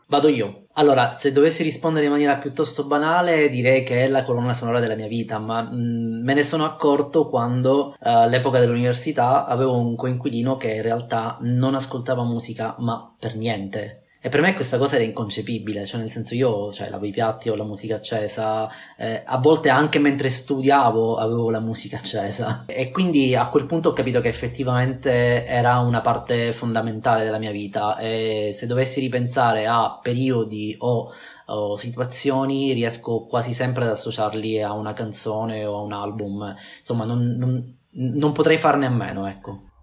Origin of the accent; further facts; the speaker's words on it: Sicily, Italy; io vengo dalla Sicilia